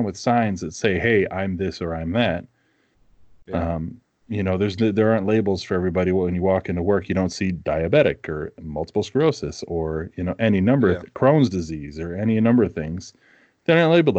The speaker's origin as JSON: {"language": "English", "region": "East Coast", "country": "United States", "tie": "born or raised there", "moved": "yes", "lives_now": "Minnesota, United States", "said": "Growing up on the East Coast"}